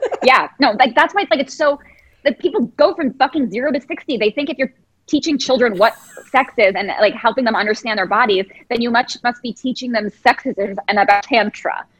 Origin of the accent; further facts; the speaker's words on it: Chicago, Illinois, United States; now in London, United Kingdom; I'm from Chicago